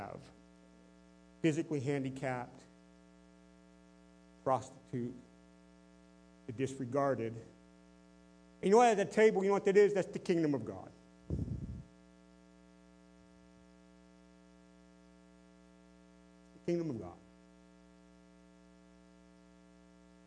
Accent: United States; I am living as a productive citizen, as an American citizen

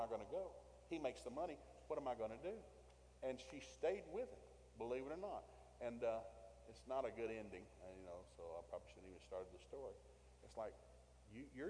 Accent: the Deep South, United States; I grew up in the South, deep South

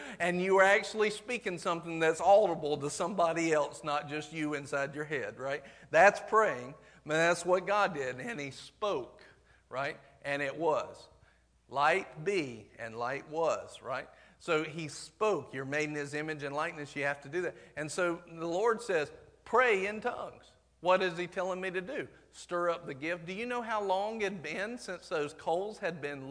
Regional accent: the South, United States; accent: southern

